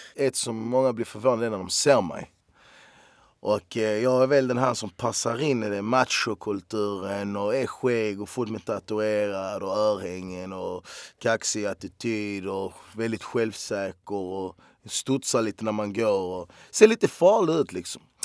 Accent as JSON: {"language": "Swedish", "town": "Malmö", "region": "Skåne", "country": "Sweden", "said": "jag är fan jävligt lycklig och stolt att jag är från Malmö"}